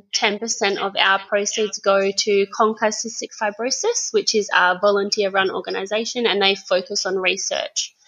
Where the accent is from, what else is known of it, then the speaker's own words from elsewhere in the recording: Geraldton, Western Australia, Australia; now in Busselton, Australia; I'm originally from Geraldton, but I've been in Busselton for about 7 years now.